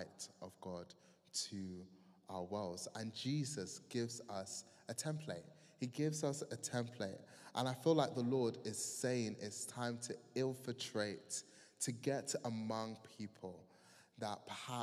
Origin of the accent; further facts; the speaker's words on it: Croydon, London, United Kingdom; I'm from Croydon